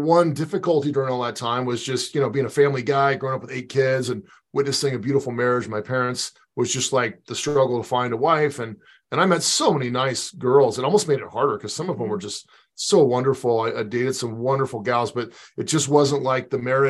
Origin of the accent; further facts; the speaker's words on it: Pasadena, California, United States; also born or lived in Santa Clara, California; I'm originally from Pasadena, California, cradle Catholic, one of eight kids, big family, had a wonderful childhood there